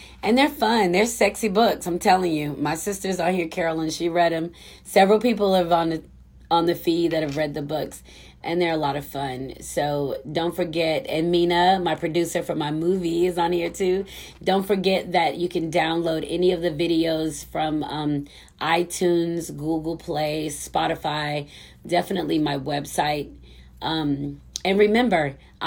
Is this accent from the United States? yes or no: yes; United States; I'm such an American